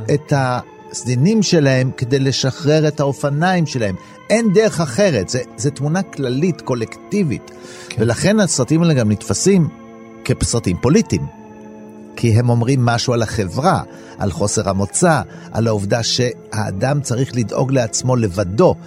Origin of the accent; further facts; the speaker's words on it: Israel; אני נולדתי בארץ, אבל כן, אני בן למהגרים מאיטליה